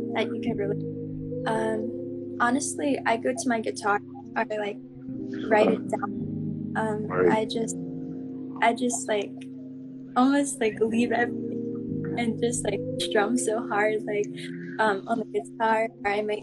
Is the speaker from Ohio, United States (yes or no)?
no; Maryland, United States; I'm from Maryland, so it's like east coast of US.